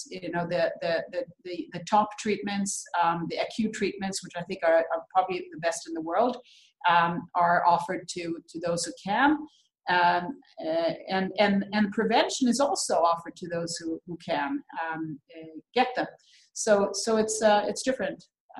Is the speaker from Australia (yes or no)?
no; Sweden; when I grew up in Sweden, there was one black girl in my entire school.